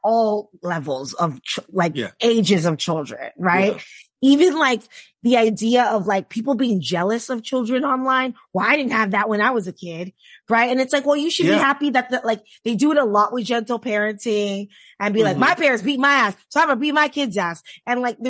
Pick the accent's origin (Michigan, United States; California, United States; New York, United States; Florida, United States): Florida, United States; Miami; I grew up in the South, like in Miami